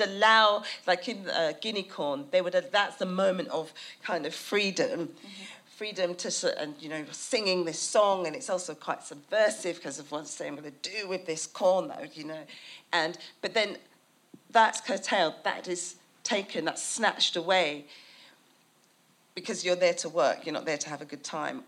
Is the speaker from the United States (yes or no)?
no; United Kingdom; a British person